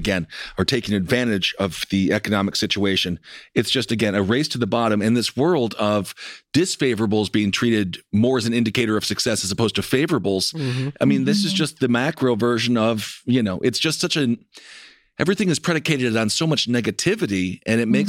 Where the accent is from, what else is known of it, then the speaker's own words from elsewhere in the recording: Wisconsin, United States; moved away; I'm from Wisconsin originally